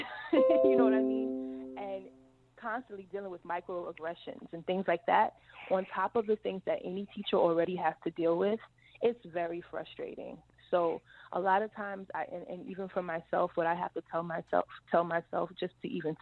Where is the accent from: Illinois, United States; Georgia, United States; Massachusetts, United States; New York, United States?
New York, United States; New York City; I come from Edenwell Projects in the Bronx